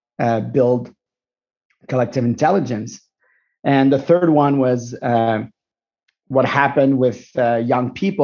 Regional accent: Montreal, Quebec, Canada; I'm Moroccan Tunisian from Montreal.

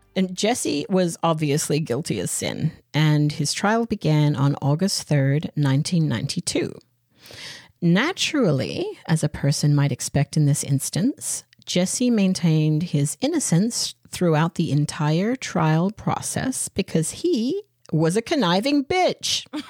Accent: Australia; I'm Australian

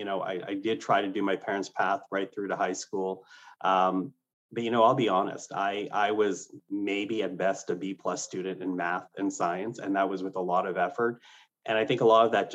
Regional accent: Canada; English is a second language; also born or lived in Philippines; I was not born in Canada. My family immigrated here, and I was 3 years old. English was not my first language.

